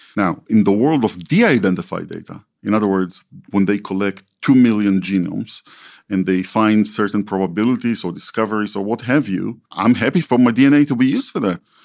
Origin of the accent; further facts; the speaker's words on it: Israel; When I was growing up in Israel, I only had the twelve relatives in my family tree